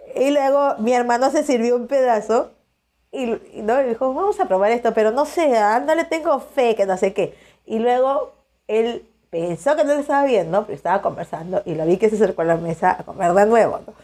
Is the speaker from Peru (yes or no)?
yes; Peru; soy de Perú